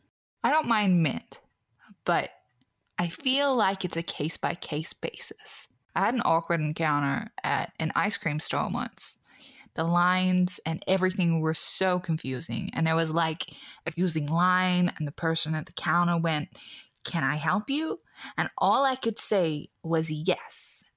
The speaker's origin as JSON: {"language": "English", "region": "California", "country": "United States", "said": "I'm an American. I'm from California."}